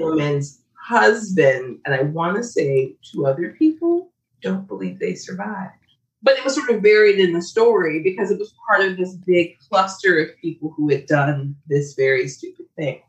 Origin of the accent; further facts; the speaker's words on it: Chicago, Illinois, United States; I am from Chicago where we had a poison cluster